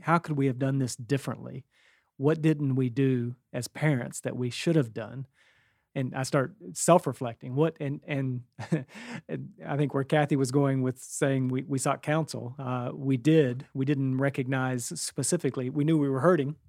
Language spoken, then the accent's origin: English; West Virginia, United States; we grew up in West Virginia